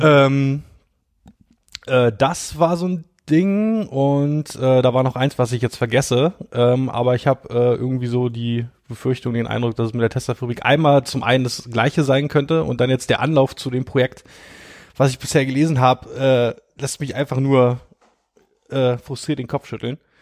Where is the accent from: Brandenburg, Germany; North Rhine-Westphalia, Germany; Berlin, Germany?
Brandenburg, Germany; ich komme ja daher